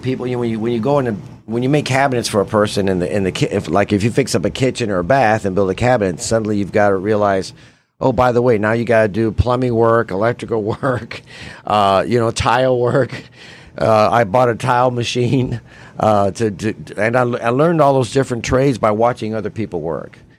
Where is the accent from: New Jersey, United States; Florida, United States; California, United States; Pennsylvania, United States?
Florida, United States; Tampa; I grew up in West Tampa near the Columbus Drive Bridge. Uh, I've lived there my whole life.